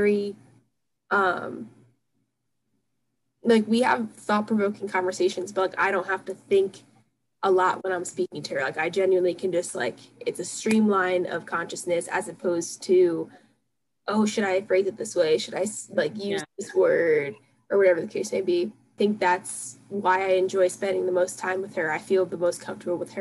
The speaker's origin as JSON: {"language": "English", "area": "Philadelphia area", "region": "Pennsylvania", "country": "United States", "said": "I'm, like, from, like, the Philadelphia area, and, like, people say John here"}